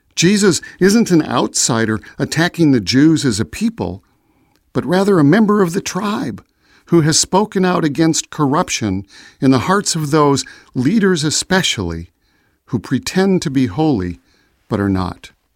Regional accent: Chicago, Illinois, United States; I was born in Chicago

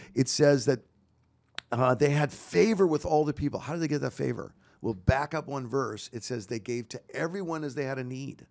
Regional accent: Walla Walla, Washington, United States; now in Roseville, United States; I was born in Walla Walla, Washington

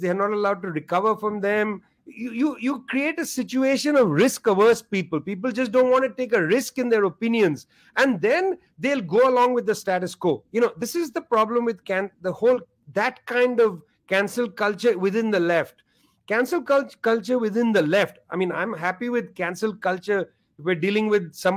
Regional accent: India; I'm from India

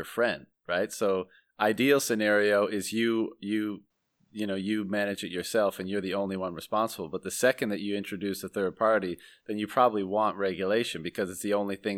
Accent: Canada; I'm Canadian as well

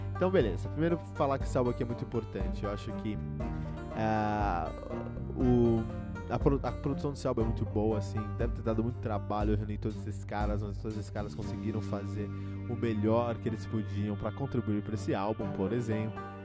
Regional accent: Brazil; eu sou brasileiro

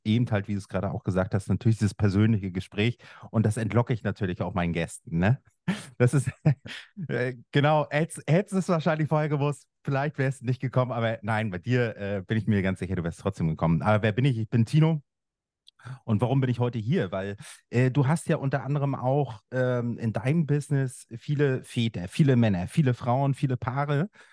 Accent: Schwerin, Mecklenburg-Vorpommern, Germany; Ich bin im Osten aufgewachsen. Das ist heute Bundesland Mecklenburg-Vorpommern in Schwerin

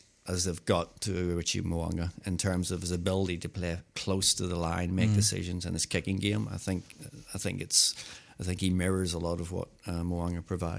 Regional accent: Christchurch, Canterbury, New Zealand; born there; moved away; Actually, I was born in Christchurch.

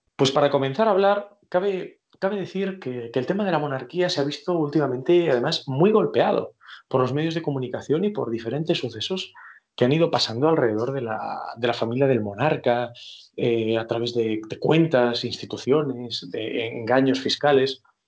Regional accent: Spain

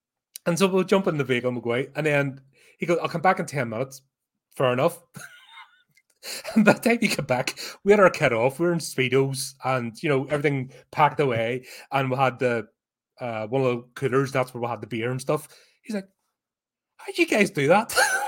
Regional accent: United Kingdom; But as a Brit, you have no choice.

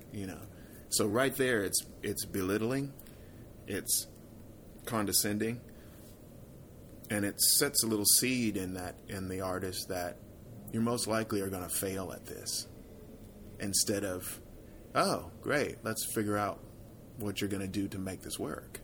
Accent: Fort Worth, Texas, United States; who I grew up with in Fort Worth

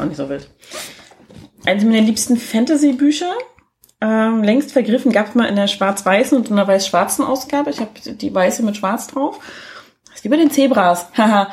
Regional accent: East Germany, Germany; ich bin ja ein Ossi-Kind

